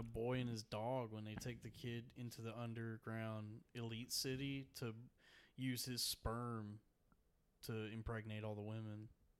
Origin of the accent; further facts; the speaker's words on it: Dallas Fort Worth area, Texas, United States; moved away; I'm from the Dallas Fort Worth area.